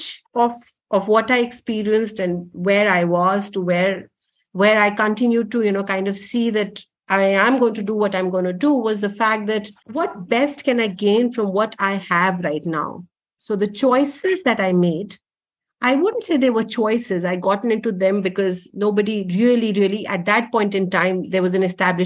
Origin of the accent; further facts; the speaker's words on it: Delhi, India; I'm a typically born and brought up in Delhi